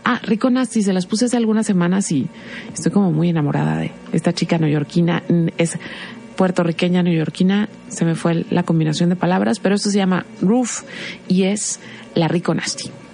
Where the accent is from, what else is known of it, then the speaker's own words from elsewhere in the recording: Mexico; lo que somos como sociedad mexicana